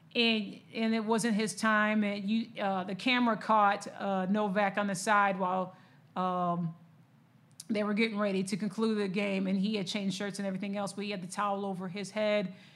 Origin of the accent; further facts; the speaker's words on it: Lansing, Michigan, United States; I'm a Michigan girl. I'm born and raised in Michigan, uh, Lansing to be exact.